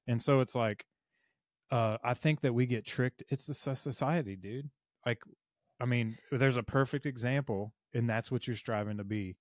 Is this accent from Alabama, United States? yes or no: yes; Mobile, Alabama, United States; I'm from Mobile